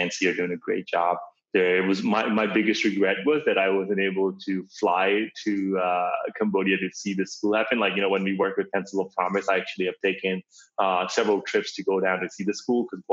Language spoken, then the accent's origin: English; Karachi, Sindh, Pakistan; now in United States; I was born in Karachi, Pakistan